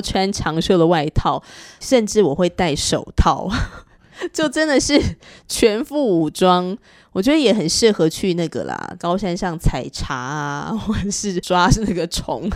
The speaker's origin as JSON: {"language": "Chinese", "region": "northern Taiwan", "country": "Taiwan", "said": "那我是彻头彻尾的北部人啊"}